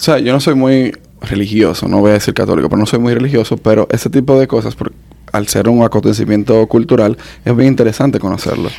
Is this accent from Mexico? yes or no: no; Dominican Republic; somos más, dominicanos